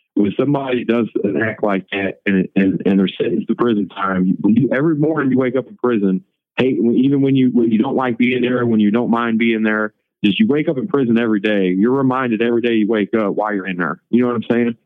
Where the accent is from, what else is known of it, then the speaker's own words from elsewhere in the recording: St. Louis, Missouri, United States; I'm from St. Louis, man. So I've never been raised racist